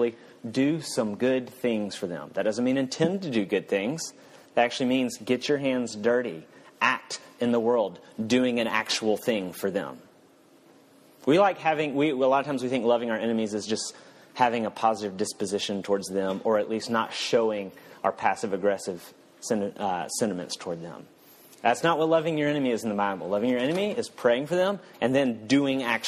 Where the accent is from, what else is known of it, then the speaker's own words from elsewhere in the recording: the South, United States; I'm from the South